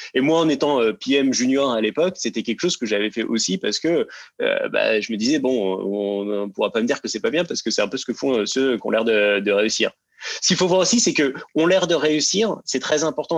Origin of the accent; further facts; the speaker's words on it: Seine-Saint-Denis, Paris suburbs, Île-de-France, France; je viens de banlieue parisienne et euh, de Seine-Saint-Denis plus précisément